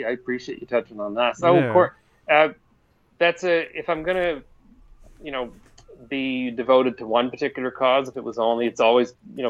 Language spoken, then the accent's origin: English; Glasgow, Scotland, United Kingdom; we were up in my hometown in Glasgow, and we were at a local bar, and they were fundraising for a cat rescue deal.